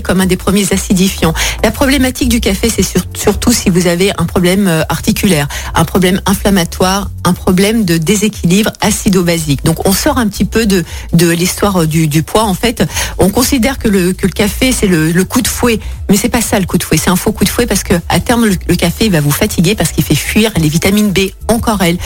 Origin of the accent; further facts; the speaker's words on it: France; nous, chez nous, en France